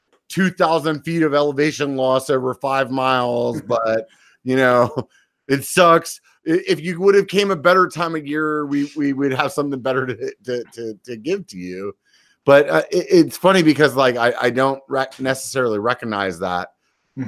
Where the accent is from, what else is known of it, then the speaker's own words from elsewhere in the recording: Pennsylvania, United States; now in California, United States; I'm from Pennsylvania